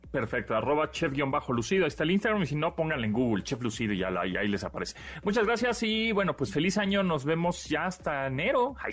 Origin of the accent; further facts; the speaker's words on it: Mexico; yo como típico mexicano